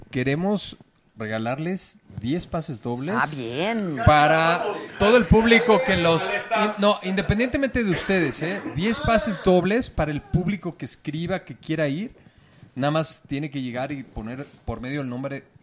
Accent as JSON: {"language": "Spanish", "town": "Madrid", "region": "Community of Madrid", "country": "Spain", "said": "Pues sí. si soy madrileño"}